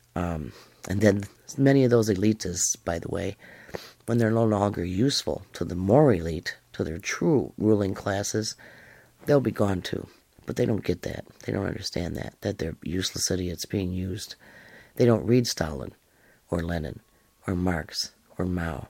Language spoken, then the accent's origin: English; Western New York, United States; now in Alabama, United States; I'm in Alabama now, but I was brought up in Western New York.